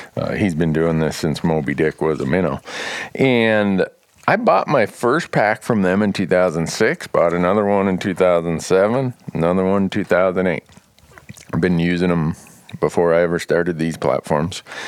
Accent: Big Falls, Minnesota, United States; where I grew up in Big Falls

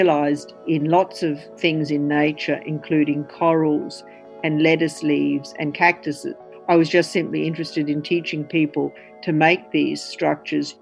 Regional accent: Brisbane, Queensland, Australia; I grew up in Brisbane

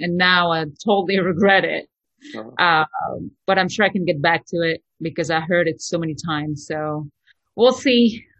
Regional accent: south of France, France; English is a second language; moved away as an adult; also born or lived in Lebanon / Paris, France; now in Los Angeles, United States; my mom moved to the south of France with us

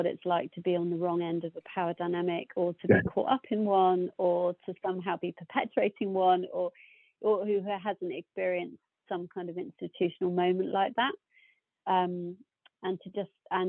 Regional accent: United Kingdom; being quite British

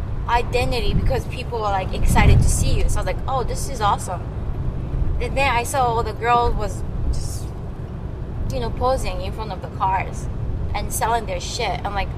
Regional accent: Japan; moved away; I said, I'm from Japan.

